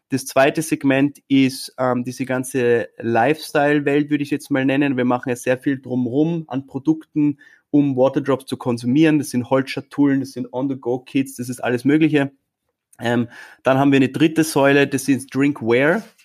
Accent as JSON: {"language": "German", "country": "Austria", "said": "wundervolle Stadt und wir sind stolze Österreicher."}